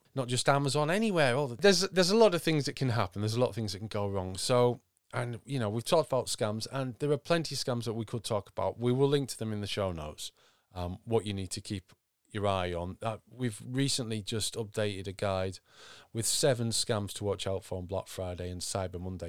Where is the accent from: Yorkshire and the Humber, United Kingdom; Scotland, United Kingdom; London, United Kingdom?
Yorkshire and the Humber, United Kingdom; I'm from Yorkshire